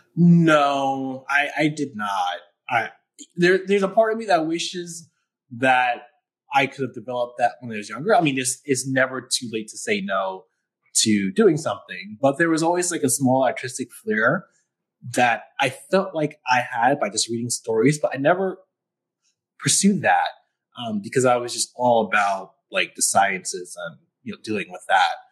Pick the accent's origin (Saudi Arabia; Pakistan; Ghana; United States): United States; New York City, New York; moved away as an adult; also born or lived in Buffalo, New York; now in Syracuse, United States; I'm from New York City, like the Bronx originally